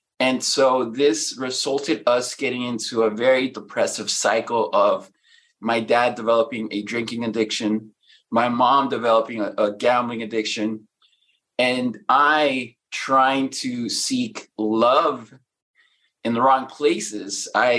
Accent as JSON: {"language": "English", "country": "Mexico", "lives_now": "United States", "said": "When we came from Mexico, we lived on food stamps here. We lived in a one-car garage that we converted into a bedroom."}